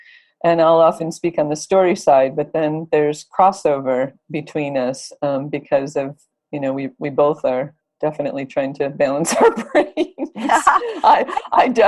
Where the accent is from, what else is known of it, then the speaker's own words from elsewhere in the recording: Michigan, United States; moved away as an adult; also born or lived in Los Angeles; I came from Michigan and moved to LA when I was in my 20s.